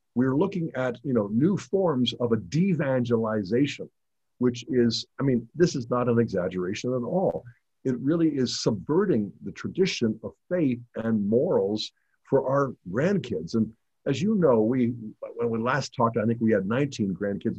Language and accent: English; United States